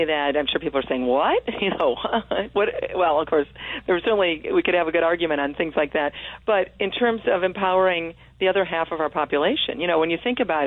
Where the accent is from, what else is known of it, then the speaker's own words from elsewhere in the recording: Toledo, Ohio, United States; girls growing up in Toledo in the 60s and 70s